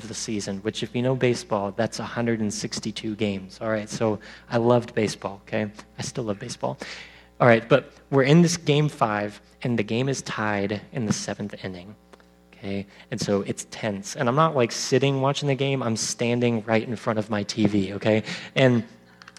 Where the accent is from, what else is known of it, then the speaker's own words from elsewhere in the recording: Texas, United States; I'm from Texas